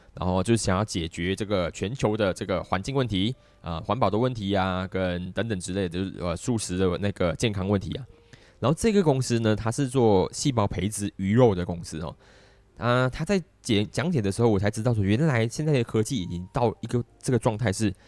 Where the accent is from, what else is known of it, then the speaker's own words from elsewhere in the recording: Malaysia; 我们在东南亚的中心